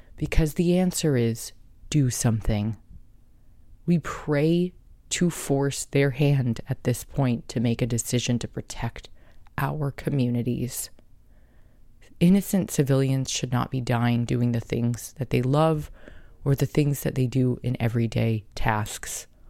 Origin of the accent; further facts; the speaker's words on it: Carlsbad, United States; growing up in Carlsbad